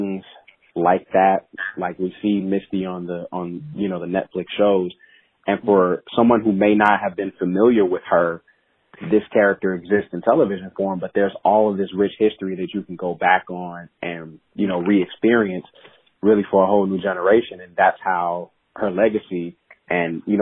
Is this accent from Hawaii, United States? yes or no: no; Chicago, Illinois, United States; I'm from Chicago